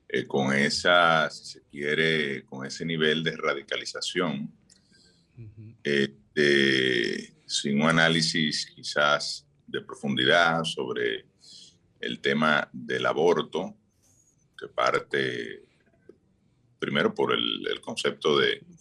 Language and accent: Spanish; Barahona, Dominican Republic; pues hoy desde la Perla del Sur de Barahona